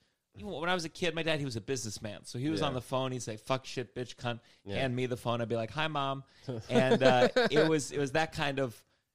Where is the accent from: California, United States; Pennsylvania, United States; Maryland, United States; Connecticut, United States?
Maryland, United States; Potomac; Potomac, Maryland.